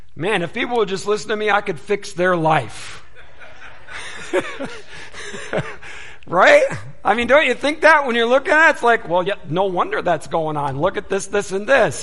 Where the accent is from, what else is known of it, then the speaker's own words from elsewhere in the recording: Detroit, Michigan, United States; I was born and raised in the Detroit area, and so Motor City and all